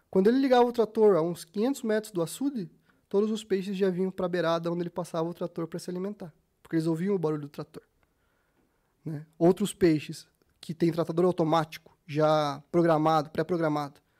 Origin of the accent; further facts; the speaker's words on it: Curitiba, Paraná, Brazil; Nasci aqui em Curitiba, para quem não sabe, nasci aqui em Curitiba, então assim, meus pais me levavam pescar pequenininho, no Capivari, no, no, no Vossoroca